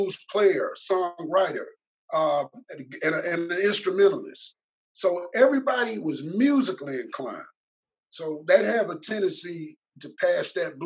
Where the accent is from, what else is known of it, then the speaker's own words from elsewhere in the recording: Mississippi, United States; also born or lived in Chicago, Illinois; My hometown is Chicago, Illinois. But I was raised in Mississippi, specifically in the Golden Triangle area between West Point and Columbus, Mississippi